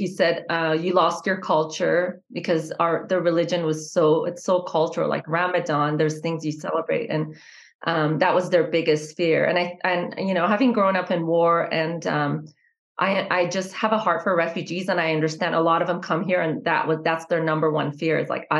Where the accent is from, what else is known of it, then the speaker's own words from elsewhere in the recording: Boise, Idaho, United States; also born or lived in Iran / California; coming to Boise where there was really no diversity. And so I grew up in Boise.